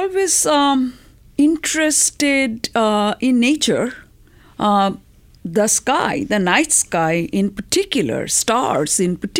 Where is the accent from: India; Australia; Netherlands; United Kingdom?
India; moved away as an adult; also born or lived in Colorado; now in United States; I was a graduate student in Boulder. I came from India, came to Colorado.